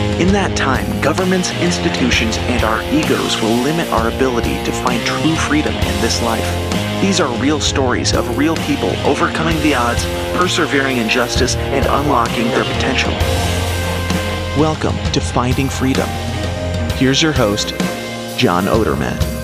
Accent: Midwest, United States; I grew up in the Midwest, pretty uneventful

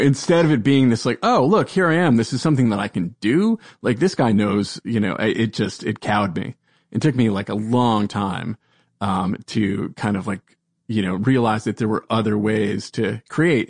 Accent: Providence, Rhode Island, United States; I am from Providence, Rhode Island

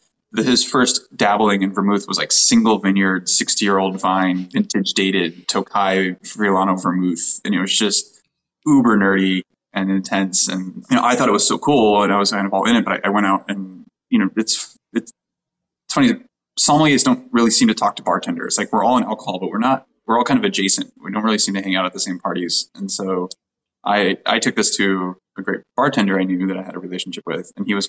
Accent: Colorado, United States; moved away as an adult; now in California, United States; I was born here in California. I grew up in Colorado

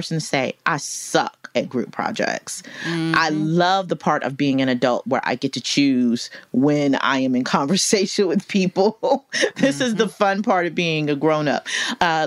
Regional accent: United States; I'm such an American

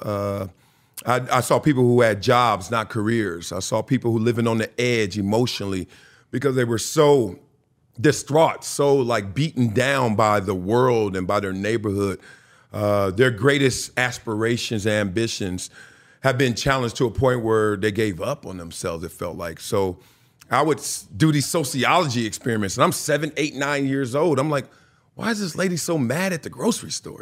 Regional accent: Los Angeles, California, United States; also born or lived in Compton, California; I'm from Compton, California. Raised there to the age of 5 or 6. Then we moved to greener pastures, South Central

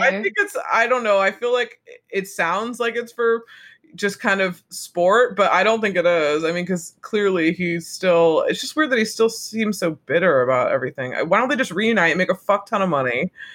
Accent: United States; for me as an American

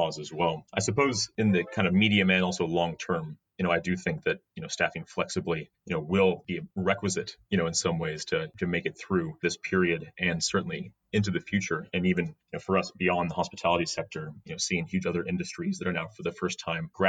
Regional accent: United States; now in United Kingdom; As American

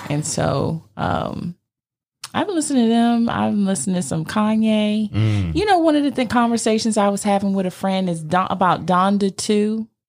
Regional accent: Virginia, United States; I grew up on the East Coast in Virginia. So we would go to Norfolk, Virginia Beach

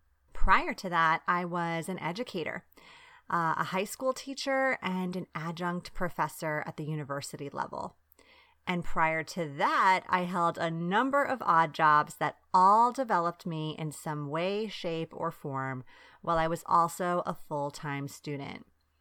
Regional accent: Long Island, New York, United States; also born or lived in Bari, Italy; Besides all of this, I'm Italian American. Yes, I grew up on Long Island in New York, but also in Bari, Italy, where my dad is from and his siblings still live.

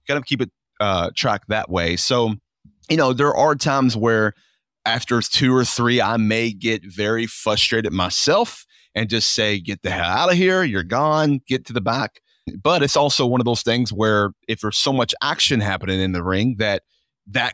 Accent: Louisville, Kentucky, United States; I'm from here originally

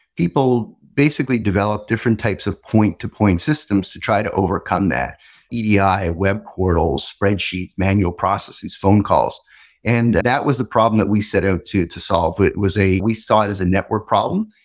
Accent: Montreal, Quebec, Canada; I grew up in Montreal

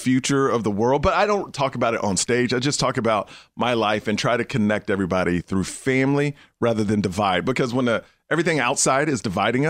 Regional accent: Houston, Texas, United States; moved away; I grew up in Houston. It was very racist at the time. It wasn't like California, more liberal.

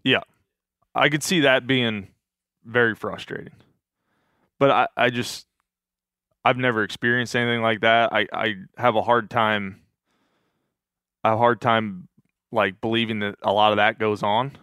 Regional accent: Pennsylvania, United States; growing up in Pennsylvania

